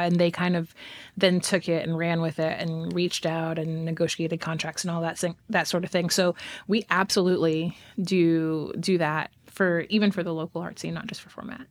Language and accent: English; Texas, United States; now in Fayetteville, United States; I am from Texas.